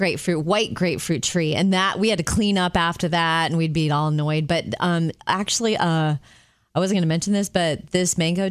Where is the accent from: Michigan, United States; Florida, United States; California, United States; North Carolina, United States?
Florida, United States; Jupiter; moved away; we grew up in Jupiter, Florida. That's where my mom still lives, in the house I grew up in.